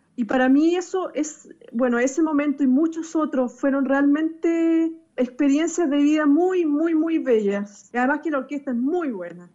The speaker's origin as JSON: {"language": "Spanish", "country": "Chile", "said": "acá en Chile creé lo que se llama el Gran Concierto por la Hermandad, que es un concierto que nació por todo el tema de inmigración que estamos viviendo en mi país"}